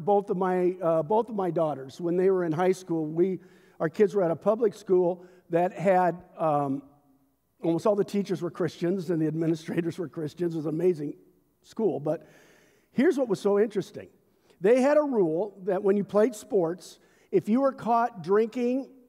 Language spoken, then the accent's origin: English; United States; My identity is not first and foremost as an American citizen, although I love my culture.